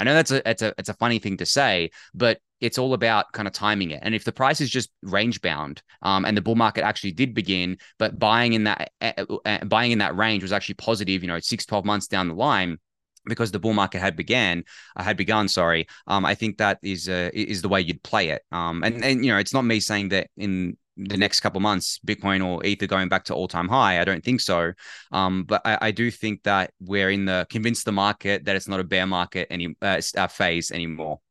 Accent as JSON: {"language": "English", "country": "Australia"}